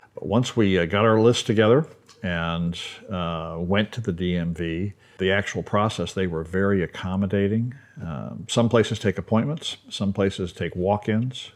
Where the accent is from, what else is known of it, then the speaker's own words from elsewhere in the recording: Baltimore, Maryland, United States; moved away; I grew up in Baltimore